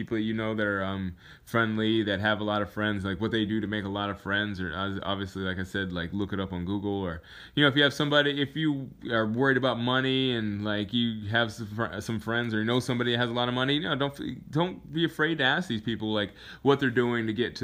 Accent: Alaska, United States; moved away; I came from Alaska.

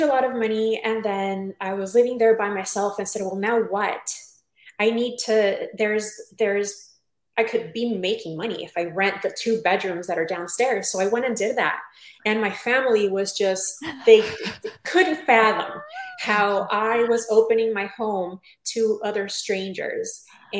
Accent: Tijuana, Baja California, Mexico; moved away as an adult; also born or lived in San Diego, California; I am originally from Tijuana, Mexico, and when I was about 20 years old, moved to San Diego, California, sunny San Diego

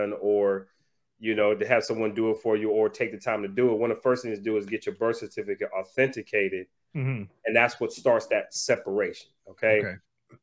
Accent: Ohio, United States; now in Atlanta, United States; I'm originally from Ohio

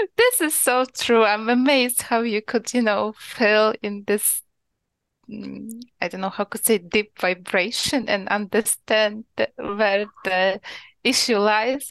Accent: Ukraine; English is a second language; moved away as an adult; now in Poland; originally I'm from Ukraine, but right now I'm living in Poland for the last five years.

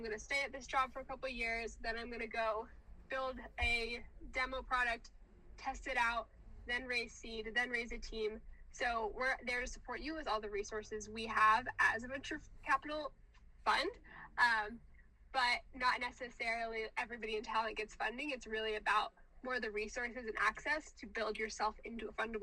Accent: the South, United States; I'm from the South

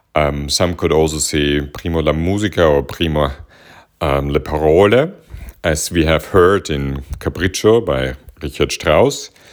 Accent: Vienna, Austria; growing up in Vienna

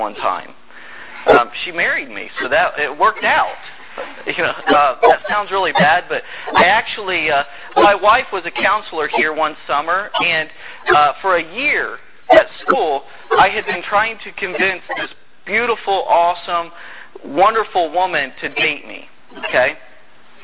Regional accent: Indiana, United States; moved away as an adult; also born or lived in North Carolina; I'm from Indiana

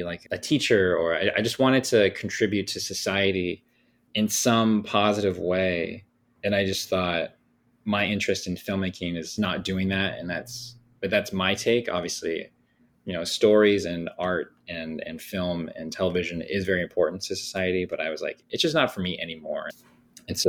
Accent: Thousand Oaks, California, United States; I grew up in Thousand Oaks, California

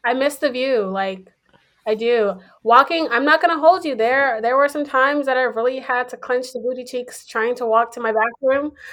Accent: Houston, Texas, United States; moved away; from Houston, Texas

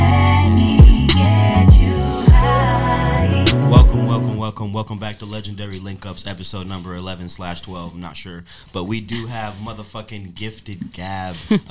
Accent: North Carolina, United States; sometimes I say I'm from North Carolina

